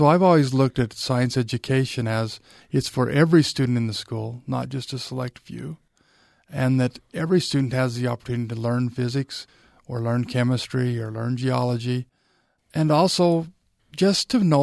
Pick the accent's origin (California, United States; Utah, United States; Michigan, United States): Utah, United States; Vernal; But, you know, I grew up in Vernal, Utah, out in dinosaur country